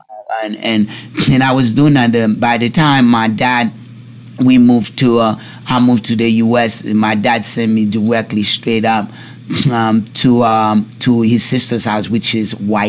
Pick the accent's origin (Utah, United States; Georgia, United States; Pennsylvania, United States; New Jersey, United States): New Jersey, United States; East Orange; also born or lived in Newark / Irvington; I grew up in East Orange, Newark, Irvington, that's where I grew up, New Jersey, you know?